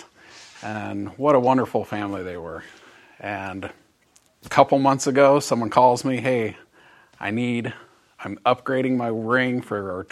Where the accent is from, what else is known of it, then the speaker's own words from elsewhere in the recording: Boise, Idaho, United States; I grew up in Boise